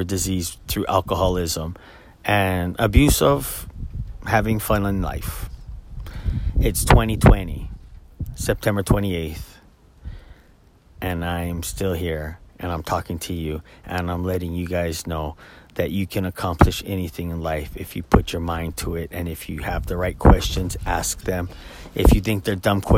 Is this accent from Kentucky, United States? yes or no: no; Oahu, Hawaii, United States; now in Maui, United States; I was born and raised on Oahu, and at the age of 17, moved to Maui